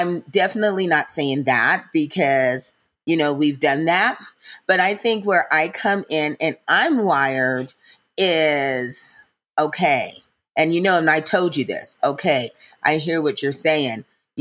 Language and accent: English; Mississippi, United States; I'm from Mississippi, so I've heard a lot of blues